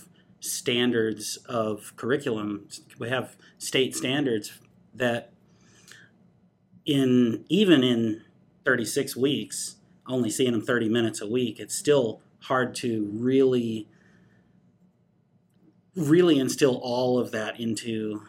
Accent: Madison, Alabama, United States; I grew up in Madison. I am a Bob Jones graduate, 2002.

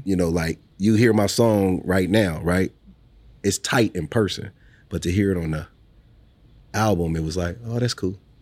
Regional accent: Omaha, Nebraska, United States; also born or lived in New Orleans / Los Angeles; I'm proud to be from Omaha

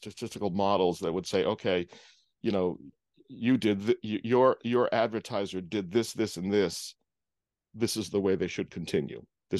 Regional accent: East Coast, United States; growing up on the East Coast and going to school in Rhode Island and going to college in Rhode Island, and then all of a sudden I'm plunked down in the middle of a cornfield in Indiana.

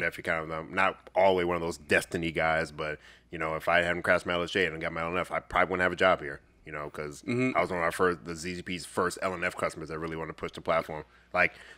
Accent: Chicago, Illinois, United States; I'm from the Chicagoland area

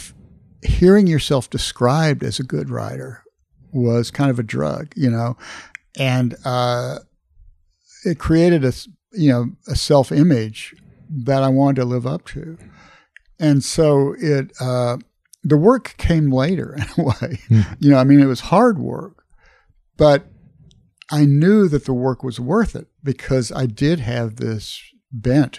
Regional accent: Corpus Christi, Texas, United States; I was growing up in Corpus Christi, Texas

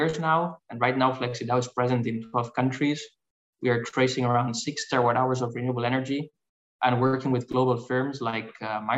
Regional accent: Barcelona, Catalonia, Spain; I'm originally from Barcelona, Spain

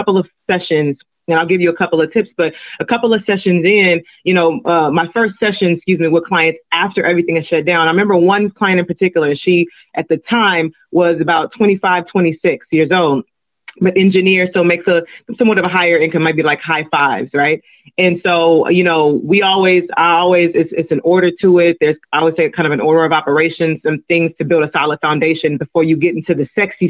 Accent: Los Angeles, California, United States; I am Nigerian American. I'm first generation Nigerian. But I grew up in South

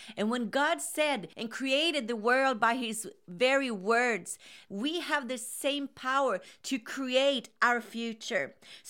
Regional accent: Sweden; Hi, this is … from Sweden.

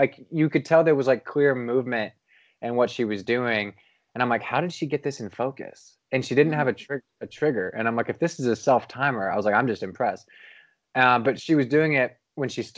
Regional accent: Cincinnati, Ohio, United States; moved away; it was in my hometown in Cincinnati

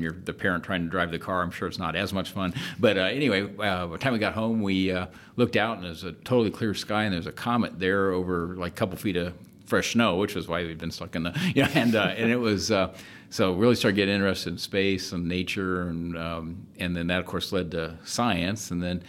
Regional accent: Florida, United States; Growing up in Florida, of course, went to as many launches as I could, and really, really liked the space program.

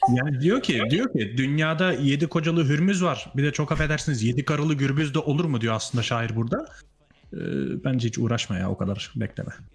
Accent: Netherlands; also born or lived in Turkey; Hollanda'da yaşıyorum. 6 ay önce geldim. Ee, zaten Hollandalıyım. Aslında gelmedim yani geri döndüm. Hollandalıyım

